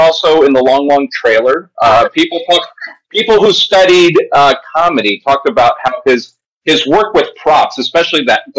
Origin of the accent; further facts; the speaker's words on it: California, United States; I'm saying that as a Californian